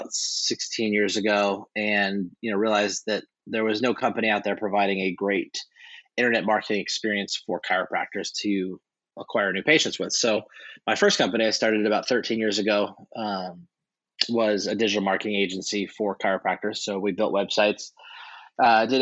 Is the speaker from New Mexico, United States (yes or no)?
no; upstate New York, United States; also born or lived in Camp Pendleton, California; I ended up growing up in upstate New York